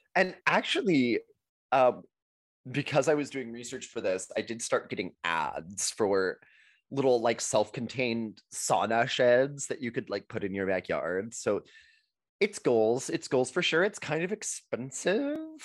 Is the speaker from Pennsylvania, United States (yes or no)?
no; Texas, United States; as a Texan